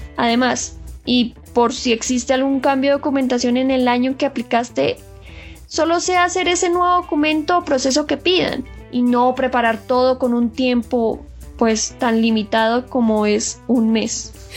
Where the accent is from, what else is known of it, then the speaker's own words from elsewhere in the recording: Colombia; moved away as an adult; now in South Korea; yo que soy de Colombia